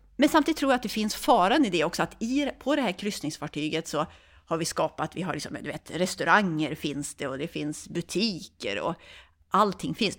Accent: Örnsköldsvik, Västernorrland County, Sweden; moved away as an adult; now in Uppsala, Sweden; Jag kommer från Övik från början, så jag är norrlänning.

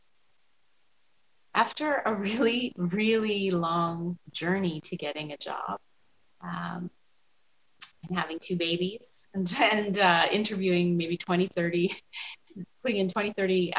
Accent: Toronto, Ontario, Canada; also born or lived in Vancouver; now in Calgary, Canada; but I'm originally from Toronto, and I come here via Vancouver. So this is the, you know, fifth province I've lived

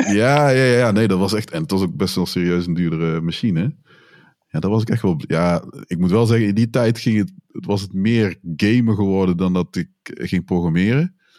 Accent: Tilburg, North Brabant, Netherlands; moved away as an adult; now in Breda, Netherlands; ik ben opgegroeid in Tilburg.

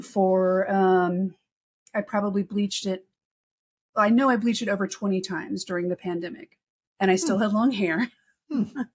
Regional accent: Texas, United States; moved away; also born or lived in North Carolina; I grew up in Texas and in North Carolina

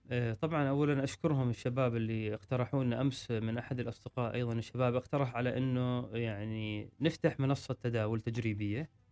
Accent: Oman; عندنا في عمان

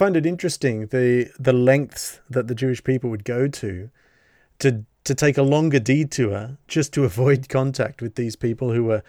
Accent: Sydney, New South Wales, Australia; from Sydney

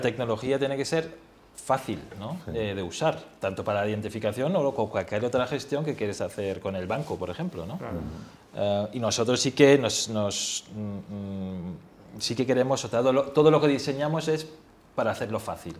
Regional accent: Germany; now in Spain; siendo alemán

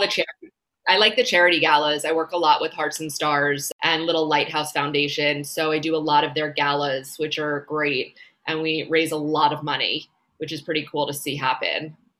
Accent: Long Island, New York, United States; moved away as an adult; also born or lived in Boca Raton, Florida; now in Miami, United States; I'm originally from New York. I grew up on Long Island.

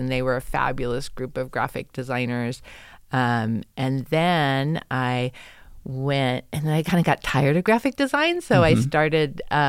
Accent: Seattle, Washington, United States; So I am originally from Seattle, Washington, and I grew up there

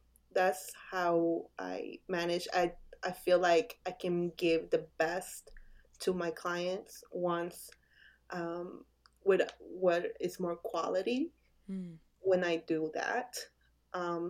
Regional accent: Bolivia; now in United States; we're from Bolivia

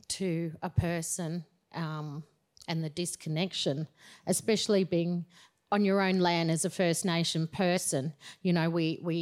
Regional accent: Ayr, Queensland, Australia; now in Tamborine Mountain, Australia; that was where I was born, up in Eyre

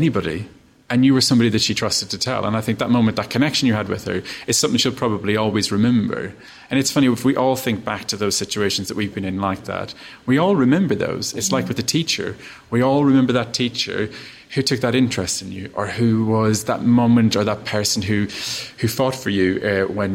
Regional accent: Ireland; I'm Irish. I grew up in a tiny little town

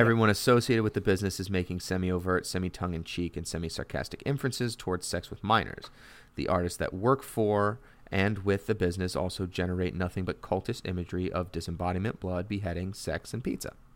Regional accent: Connecticut, United States; I'm from Connecticut

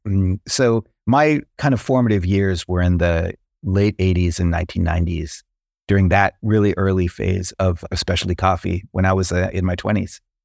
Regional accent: San Diego, California, United States; moved away; also born or lived in North Carolina; I grew up in Southern California, near San Diego, kind of a beach town.

